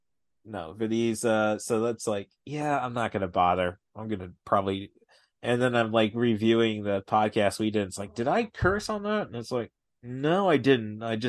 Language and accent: English; Peoria, Illinois, United States; I was born in Peoria, Illinois. What's that? It's a city.